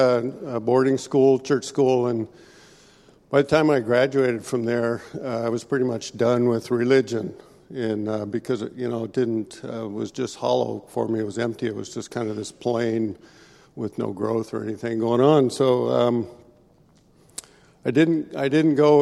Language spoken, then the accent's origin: English; Veneta, Oregon, United States; also born or lived in Eugene, Oregon; I was born down in Eugene, here in Oregon, and that means I'm a duck, not a beaver, and so I grew up in this little town of Veneta, which is outside of Eugene